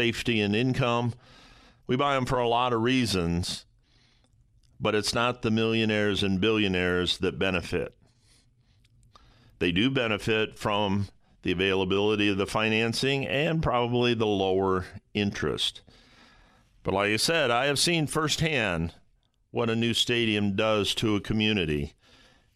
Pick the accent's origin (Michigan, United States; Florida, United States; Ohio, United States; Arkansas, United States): Ohio, United States; Toledo; My hometown of Toledo, Ohio